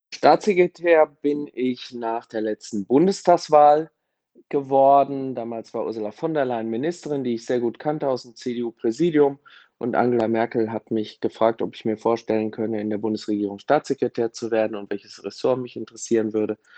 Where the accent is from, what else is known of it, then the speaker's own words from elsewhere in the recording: Germany; für uns als Deutsche